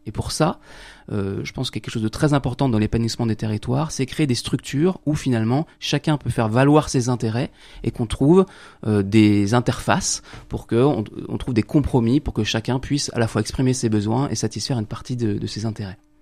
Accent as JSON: {"language": "French", "country": "France", "said": "nous, en tant que Français"}